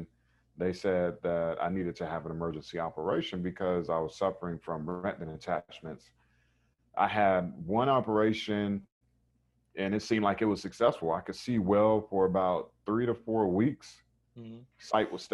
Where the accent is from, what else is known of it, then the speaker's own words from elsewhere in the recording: Raleigh, North Carolina, United States; I grew up in Raleigh, North Carolina. So East Coast kid.